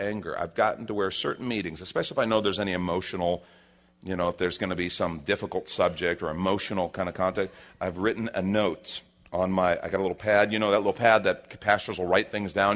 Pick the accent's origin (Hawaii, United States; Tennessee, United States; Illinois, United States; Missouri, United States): Illinois, United States; Chicago; now in Texas, United States; I grew up in Chicago